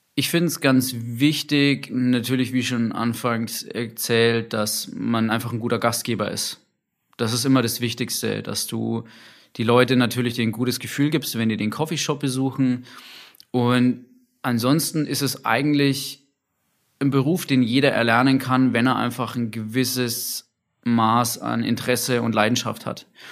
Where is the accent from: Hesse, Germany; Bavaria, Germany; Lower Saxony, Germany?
Bavaria, Germany; Nuremberg; ich komme aus Nürnberg